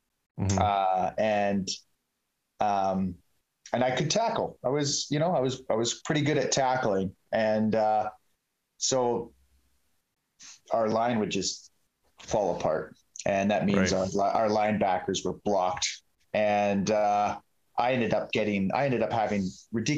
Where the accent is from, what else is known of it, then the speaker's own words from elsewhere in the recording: Sicamous, British Columbia, Canada; also born or lived in Salmon Arm; I grew up in Sycamose